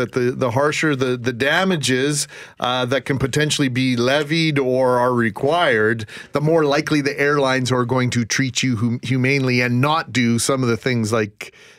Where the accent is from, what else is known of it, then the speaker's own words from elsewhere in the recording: Winnipeg, Manitoba, Canada; I grew up in the West End.